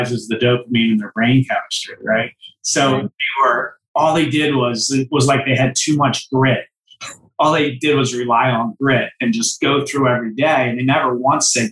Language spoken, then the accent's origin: English; Philadelphia, Pennsylvania, United States; I come from the Philadelphia area